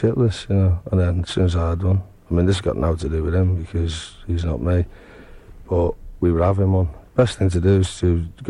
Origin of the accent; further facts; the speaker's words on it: Liverpool, North West England, United Kingdom; I'm from Liverpool.